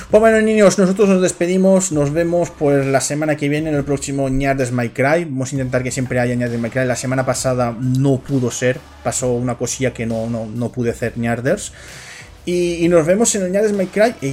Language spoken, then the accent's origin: Spanish; Valencia, Valencian Community, Spain; yo no soy gallego, soy de Valencia, perdone usted.